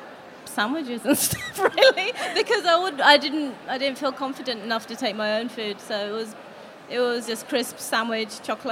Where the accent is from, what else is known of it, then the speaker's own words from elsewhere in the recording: United Kingdom; I was born and brought up here